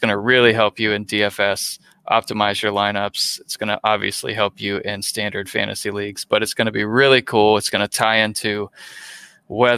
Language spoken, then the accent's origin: English; Gainesville, Florida, United States; I was from Gainesville